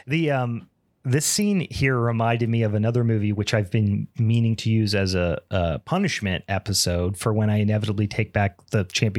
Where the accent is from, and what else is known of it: Beaver County, Western Pennsylvania, United States; born or raised there